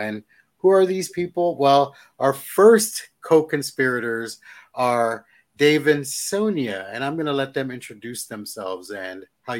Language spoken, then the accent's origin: English; San Antonio, Texas, United States; also born or lived in Houston, Texas; now in Austin, United States; Lived in Houston for 23 years, but I am born and raised in San Antonio, Texas, and now live outside of Austin